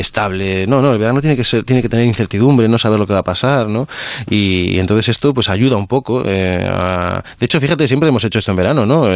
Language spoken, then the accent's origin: Spanish; Galicia, Spain; yo que soy mm, de Galicia